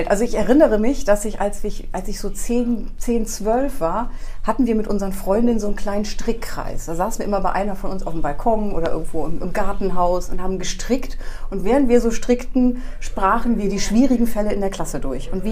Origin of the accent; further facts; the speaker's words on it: Refrath, North Rhine-Westphalia, Germany; also born or lived in Porz; also ich bin in Ports nur geboren und habe die ersten zwei Jahre da verbracht. Und dann bin ich nach